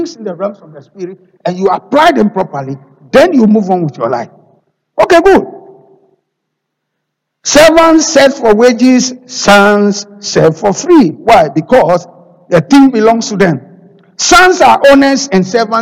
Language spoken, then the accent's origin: English; Ghana; moved away; I am a Ghanaian